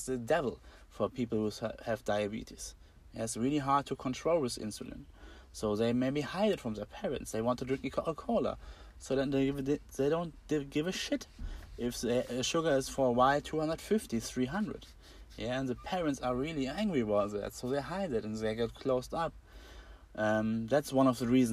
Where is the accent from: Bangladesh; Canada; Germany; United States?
Germany; Braunschweig, Lower Saxony; I'm from Germany, Braunschweig is a city